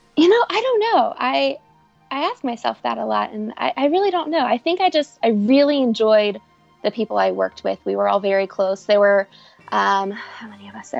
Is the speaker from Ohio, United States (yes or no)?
yes; Cincinnati, Ohio, United States; also born or lived in Florida; I'm from Cincinnati. My family is from here. We're all, you know, five minutes away from each other